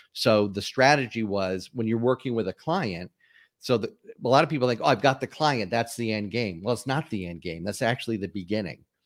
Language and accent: English; Springfield, Massachusetts, United States; moved away as an adult; also born or lived in Atlanta, Georgia; I was, uh, born and raised in, uh, Springfield, Massachusetts